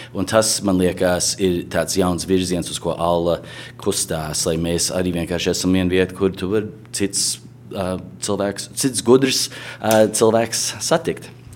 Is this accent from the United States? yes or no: yes; United States; mēs šeit uzaugām Amerikā